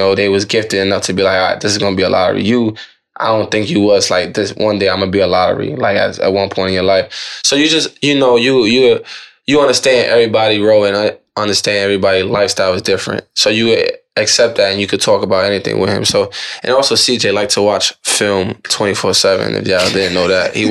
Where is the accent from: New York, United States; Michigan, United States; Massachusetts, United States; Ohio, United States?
New York, United States; I'm from New York, but now it's my, you know, my bloodline down to my whole family, you know, being Puerto Rican